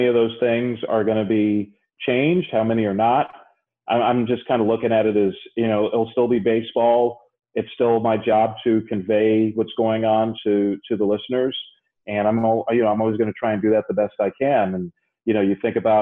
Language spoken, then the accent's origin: English; New York City, New York, United States; I grew up in the Bronx